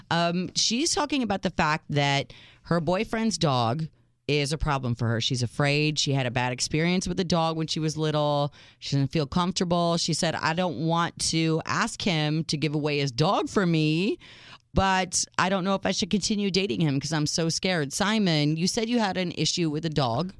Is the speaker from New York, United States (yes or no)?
no; Minneapolis, Minnesota, United States; I grew up in Minneapolis